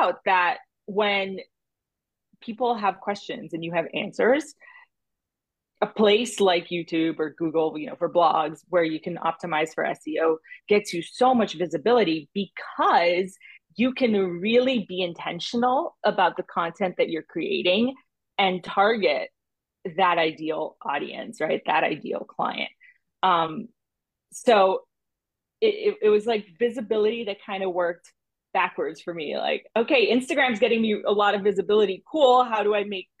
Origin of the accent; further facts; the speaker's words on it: Brazil; moved away; also born or lived in United States; I was living in my hometown back in Brazil. So I had, you know, grown up, done all the things in the US, gone back to Brazil.